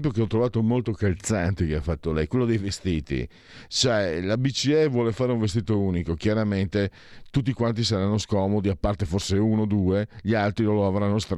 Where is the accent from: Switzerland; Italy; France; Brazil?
France; Italian is a second language; Eh, io, io, sono francese, ma certe volte sono peggio loro, devo dire la verità, o siamo peggio noi, siamo considerato francese.